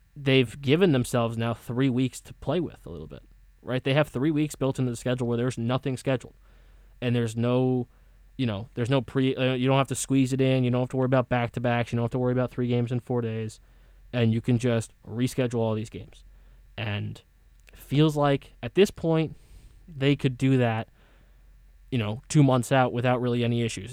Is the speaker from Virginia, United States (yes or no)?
no; Connecticut, United States; I'm from Connecticut